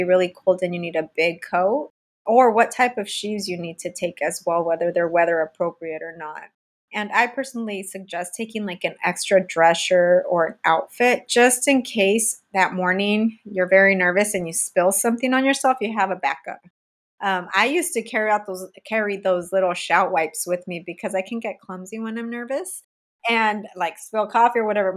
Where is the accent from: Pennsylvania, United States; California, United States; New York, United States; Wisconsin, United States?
California, United States; I'm from California and raised in sunny California.